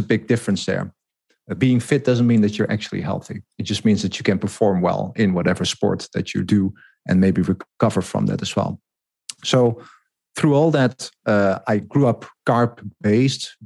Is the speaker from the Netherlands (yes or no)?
yes; Netherlands; I grew up in the Netherlands.